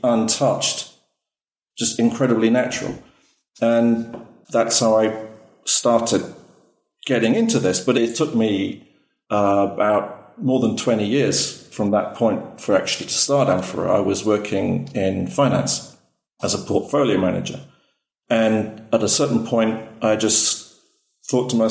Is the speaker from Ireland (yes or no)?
no; Wales, United Kingdom; I'm actually originally from Wales in the UK, but I married a Greek.